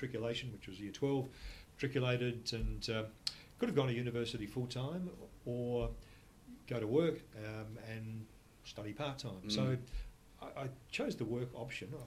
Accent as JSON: {"language": "English", "town": "Adelaide", "region": "South Australia", "country": "Australia", "tie": "born or raised there", "moved": "as an adult", "said": "I'm an Adelaide boy. I was born and bred in Adelaide"}